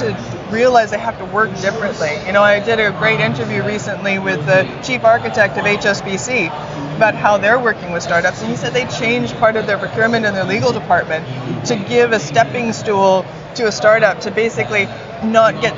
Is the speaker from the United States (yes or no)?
no; Canada; I'm Canadian